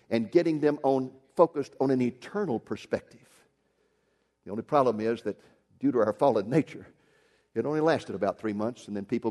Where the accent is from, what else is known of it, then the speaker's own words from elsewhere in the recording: Waco, Texas, United States; when I was 15 years old, growing up in Waco, Texas